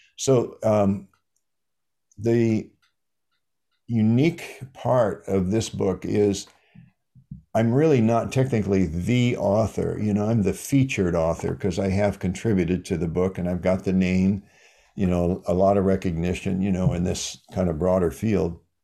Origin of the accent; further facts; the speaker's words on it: Iowa, United States; I'm from Iowa, the Midwest